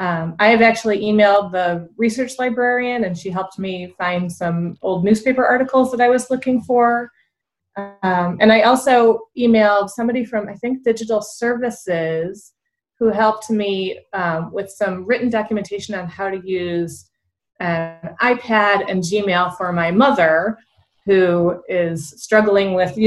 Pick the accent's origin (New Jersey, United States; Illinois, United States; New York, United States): Illinois, United States; Niles; I have been using the Niles Library my entire life. I grew up here in Niles, and then as an adult, I moved back and continue to use the library.